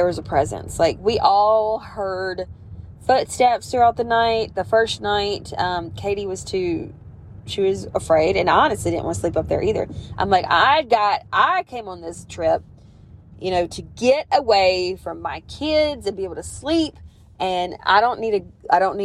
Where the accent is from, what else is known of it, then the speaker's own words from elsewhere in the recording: the South, Southern United States, United States; accent: Southern; I'm obviously Southern if my fucking accent did give it away